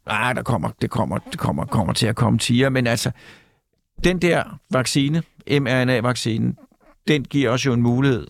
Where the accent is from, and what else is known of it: Mørkhøj, Capital Region of Denmark, Denmark